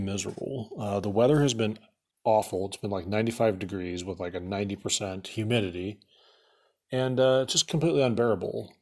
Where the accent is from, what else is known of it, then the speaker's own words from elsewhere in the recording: Atlantic, Iowa, United States; now in Omaha, United States; when I was a kid growing up in Atlantic, Iowa